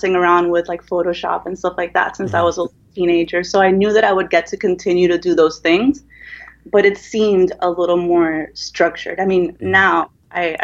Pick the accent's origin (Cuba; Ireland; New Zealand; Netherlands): Cuba; now in Miami, United States; I grew up in Cuba